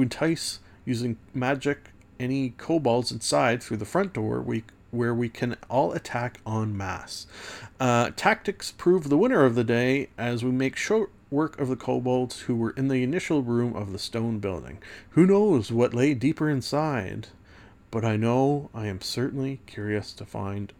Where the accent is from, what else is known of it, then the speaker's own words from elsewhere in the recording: Canada; as a Canadian